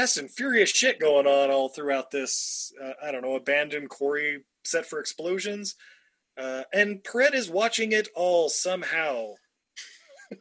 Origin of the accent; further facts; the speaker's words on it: Utah, United States; I grew up in Utah, so Monster Jam was kind of my jam